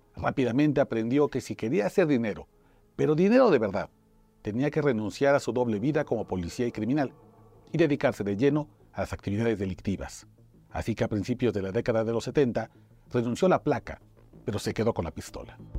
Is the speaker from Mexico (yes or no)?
yes; Mexico; soy periodista mexicano